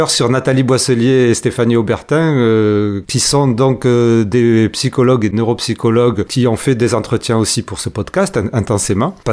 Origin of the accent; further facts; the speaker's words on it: Marseille, Provence-Alpes-Côte d'Azur, France; avec mes bras qui s'agissent de partout en tant que Marseillais